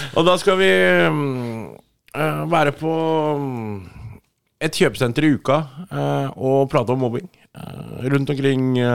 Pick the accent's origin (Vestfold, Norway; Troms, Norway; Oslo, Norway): Vestfold, Norway; Sandefjord; now in Årnes, Norway; jeg er fra Sandefjord, men jeg kom bo på, i Skærbygda, rett ved Årnes nå